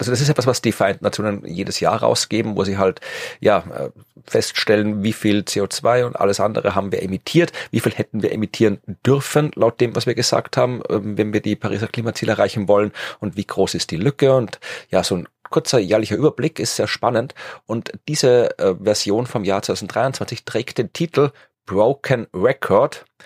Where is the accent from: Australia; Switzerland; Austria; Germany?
Austria; ich komme zwar aus Österreich und wir gelten ja immer so hier Alpen, Schnee, Skifahren, Hüttengaudi und sowas, aber ich komme halt aus einem flachen Teil von Österreich